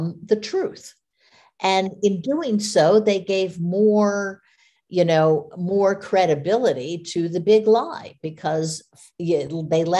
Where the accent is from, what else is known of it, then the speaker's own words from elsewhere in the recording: United States; as an American